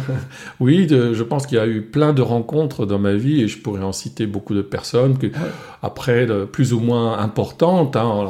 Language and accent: French; Alsace, France; first language Alsatian; French is a second language; l'alsacien, c'est ma langue maternelle. J'ai appris le français à l'âge de 5 ans et encore euh, dans un village où on parlait français uniquement à l'école